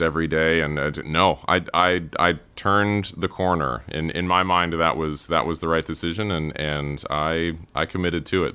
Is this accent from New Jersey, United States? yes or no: no; Cary, North Carolina, United States; moved away; also born or lived in Durham, North Carolina / Raleigh, North Carolina; I was born in Durham and grew up in the Triangle area, grew up in Cary, went to, uh, high school in Raleigh